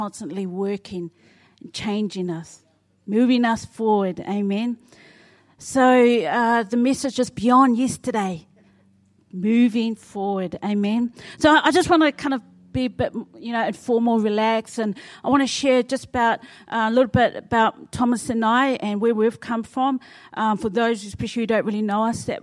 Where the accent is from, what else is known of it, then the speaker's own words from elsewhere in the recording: Wainuiomata, Wellington, New Zealand; moved away as an adult; now in Auckland, New Zealand; I'm originally from Wellington, Wainuiomata